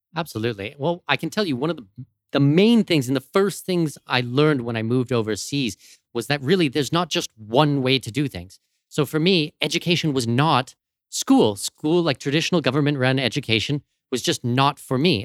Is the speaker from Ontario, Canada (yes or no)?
yes; London, Ontario, Canada; moved away as an adult; also born or lived in Abu Dhabi / Los Angeles / Arctic; now in Panama City, Panama; London, Ontario, uh, my hometown